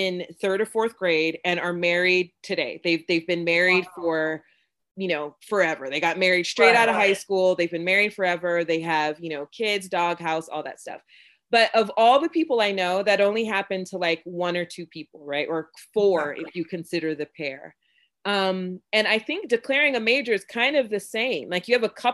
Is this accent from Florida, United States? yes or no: yes; Florida, United States; also born or lived in Jamaica (ancestry) / North Carolina; I'm from Florida. My family's from Jamaica. And there's a certain vibe that happens when you come from a place like Florida and your parents are Jamaican, right? Like growing up